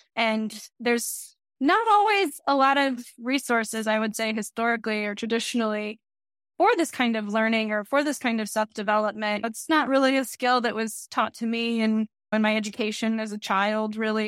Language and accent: English; Texas, United States; I'm from Texas, so there's also a lot of really great Mexican culture that's around